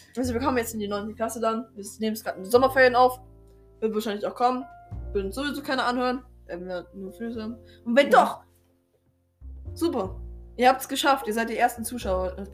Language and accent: German; Stuttgart, Baden-Württemberg, Germany; bei uns in Stuttgart. Ja, wir kommen aus Stuttgart.